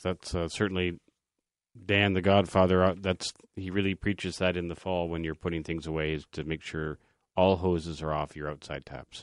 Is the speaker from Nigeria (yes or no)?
no; Canada; we are Canadian